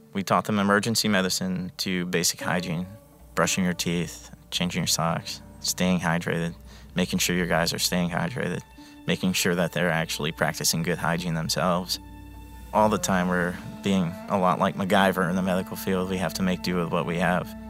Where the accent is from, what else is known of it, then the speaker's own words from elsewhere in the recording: Palm Bay, Florida, United States; I'm from Palm Bay, Florida